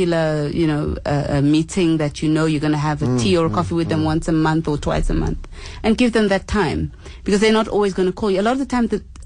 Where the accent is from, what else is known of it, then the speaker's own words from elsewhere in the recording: Zimbabwe; now in South Africa; I am a Zimbabwean, I don't speak South African languages